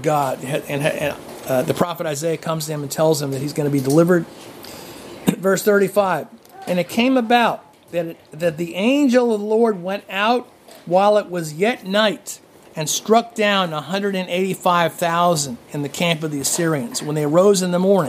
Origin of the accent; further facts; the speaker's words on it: New Jersey, United States; I grew up in New Jersey. I grew up in New Jersey, and there were kids who went to my high school